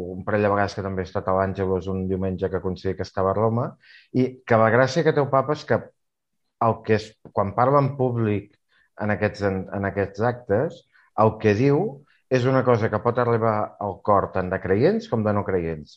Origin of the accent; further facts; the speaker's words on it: Catalonia, Spain; com a català